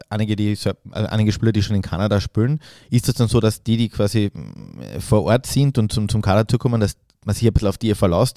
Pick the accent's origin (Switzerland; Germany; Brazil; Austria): Austria; uns Österreichern